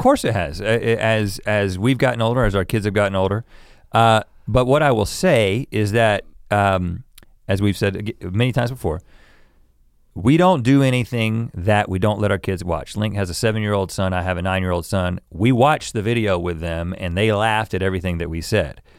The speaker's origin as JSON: {"language": "English", "region": "the South", "country": "United States", "tie": "born or raised there", "said": "I grew up in the South"}